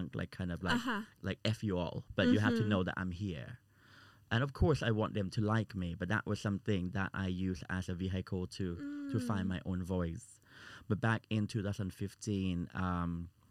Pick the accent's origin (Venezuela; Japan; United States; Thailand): Thailand; now in United Kingdom; I'm from Thailand